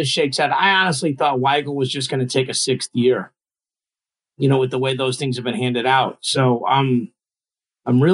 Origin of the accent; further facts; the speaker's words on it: Missouri, United States; I'm from Missouri.